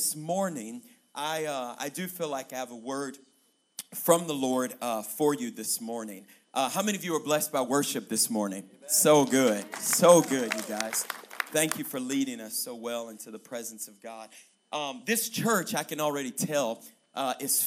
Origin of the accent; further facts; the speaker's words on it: Louisiana, United States; moved away as an adult; now in Colorado Springs, United States; I am from Louisiana, way down south. The dirty, dirty south is what we call it. But I come to you by way of Colorado. I moved to Colorado about 7.5 years ago, Colorado Springs